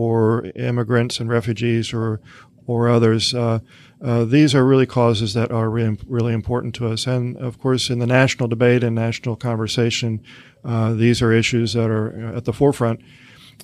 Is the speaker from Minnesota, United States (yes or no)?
no; Missouri, United States; moved away; trips back home to my home state of Missouri